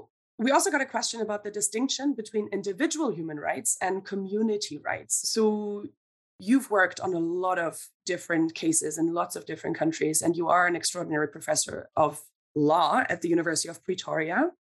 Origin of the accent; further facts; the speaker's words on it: Germany; now in Scotland, United Kingdom; I'm from Germany